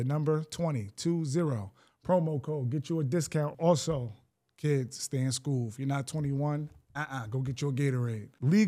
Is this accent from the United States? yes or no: yes; Greenburgh, New York, United States; some things about our town that just made it special growing up in Greenberg, New York.